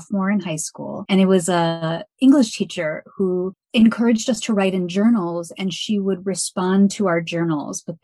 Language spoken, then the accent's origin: English; Evanston, Illinois, United States; moved away as an adult; now in Milwaukee, United States; I was born and raised in a suburb of Chicago called Evanston. So I'm from Evanston